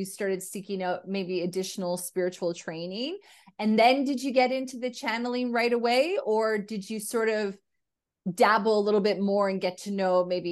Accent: Canada; me being a Caucasian female Canadian, I never really felt that I had a huge cultural upbringing aside from being Canadian. You know, my parents were Canadian

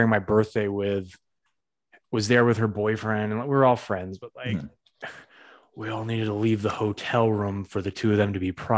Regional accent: New England, United States; That's what New England people do. We bridge two thoughts together with fucking.

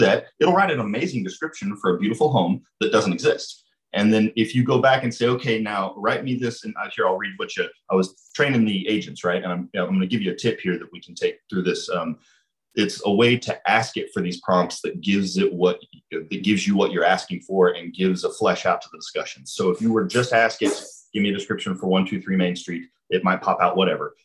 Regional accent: Lebanon, Missouri, United States; I'm from Lebanon. I grew up down here.

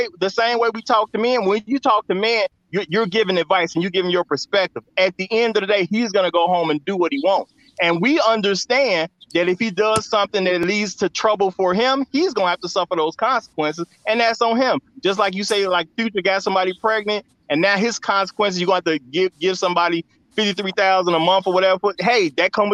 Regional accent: Chicago, Illinois, United States; I'm from Chicago

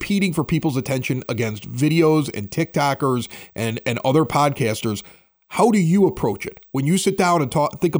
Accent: Chicago, Illinois, United States; I'm from Chicago. I was in radio for like over a decade

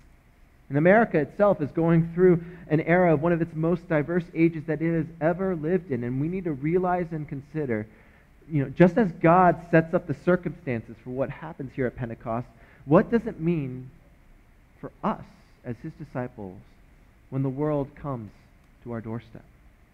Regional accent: United States; I'm too American for Koreans that I talk to, and I'm way too Korean for the Americans

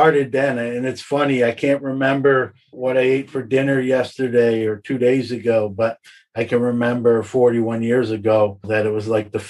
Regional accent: New York City, New York, United States; I was growing up in Brooklyn

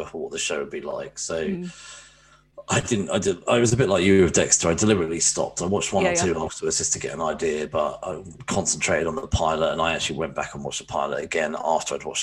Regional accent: England, United Kingdom; I'm from England.

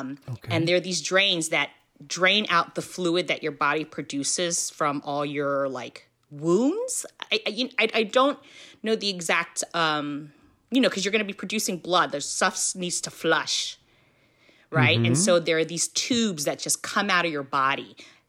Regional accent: Philippines; You know, you're Filipino, I'm Filipino.

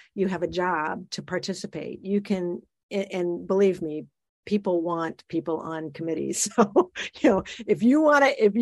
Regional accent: Iowa, United States; moved away; also born or lived in Illinois; I grew up in Iowa, you know, and it was, you know, you grew up in a farm

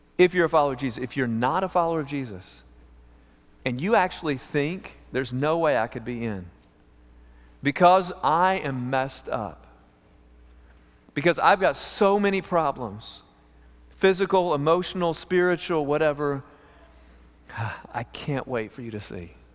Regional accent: East Texas, United States; also born or lived in Amarillo, Texas; We grew up in East Texas at a camp for emotionally disturbed teenagers, homeschooled through fifth grade

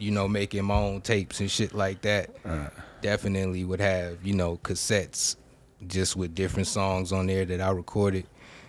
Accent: Houston, Texas, United States; I'm from Houston, and we was listening to …, …, …, ….

